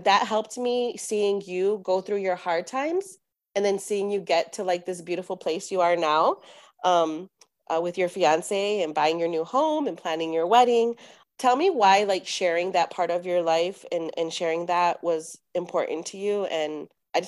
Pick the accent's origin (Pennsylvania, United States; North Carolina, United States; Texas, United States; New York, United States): Texas, United States; San Antonio; we're from San Antonio